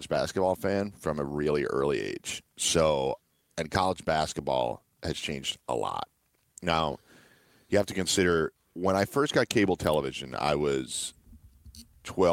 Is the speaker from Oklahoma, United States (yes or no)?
no; New York City, New York, United States; I grew up in New York City